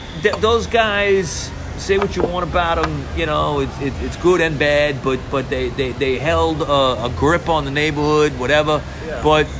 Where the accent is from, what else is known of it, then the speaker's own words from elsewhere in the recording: New York City, New York, United States; Look, my whole family is from Bushwick. Okay, I was born in Bushwick in Brooklyn. Okay, and my whole family grew up there.